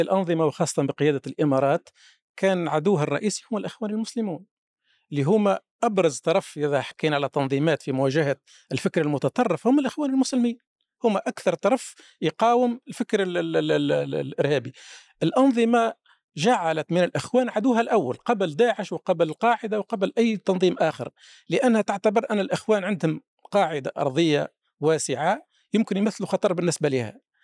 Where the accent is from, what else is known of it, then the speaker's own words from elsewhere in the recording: Tunisia; عندنا في تونس